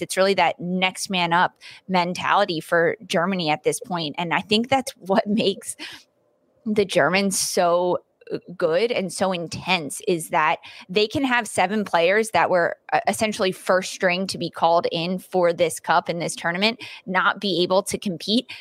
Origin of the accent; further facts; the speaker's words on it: Canada; a Canadian person